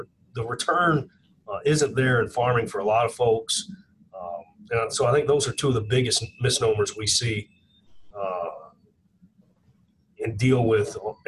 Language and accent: English; Kentucky, United States; I'm from Kentucky.